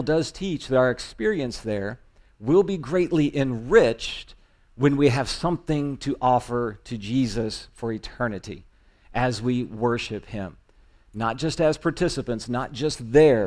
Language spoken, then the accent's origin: English; Indiana, United States; It's in my home state